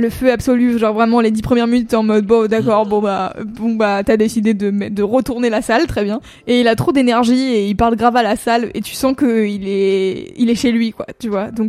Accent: Lyon, Auvergne-Rhône-Alpes, France; Enfin, je suis lyonnais pas immortel.

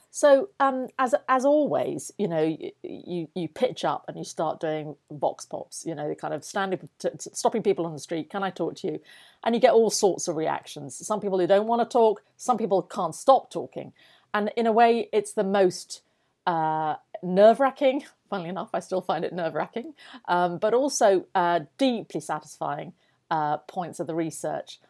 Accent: Yorkshire and the Humber, United Kingdom; I grew up in North Yorkshire

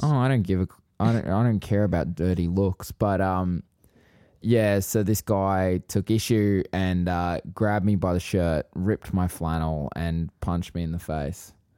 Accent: Queensland, Australia; I'm from Queensland

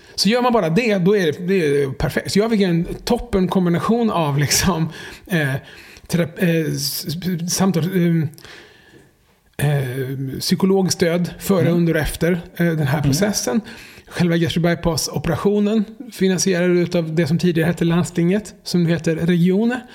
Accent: Jönköping, Jönköping County, Sweden; när jag växte upp i Jönköping på 90-talet

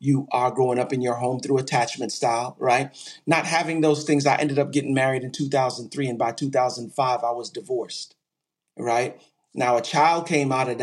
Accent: New York City, New York, United States; also born or lived in Texas; I'm originally from Brooklyn, New York.

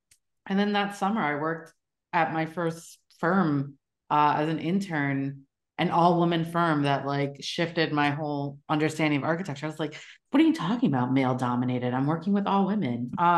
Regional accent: New York City, New York, United States; moved away as an adult; now in Miami, United States; Which I came from New York City. I'm from Queens.

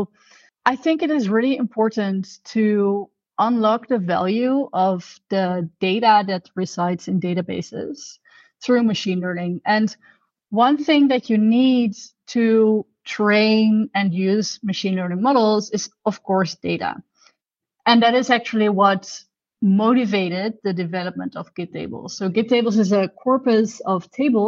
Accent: Netherlands; I'm from the Netherlands, actually, so I'm Dutch.

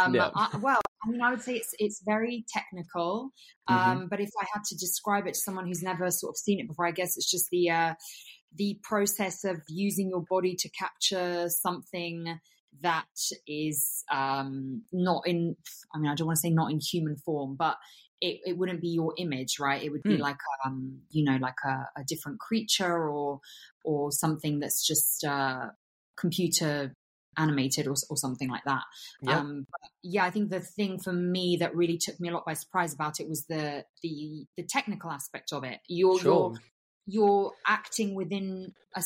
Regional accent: England, United Kingdom; also born or lived in Bulgaria; I moved to the UK, and I grew up in the UK, basically in England

